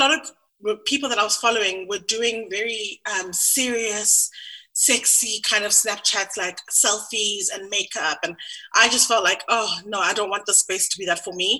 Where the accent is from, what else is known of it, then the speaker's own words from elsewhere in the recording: Sandton, Gauteng, South Africa; also born or lived in London; I grew up in Sandton.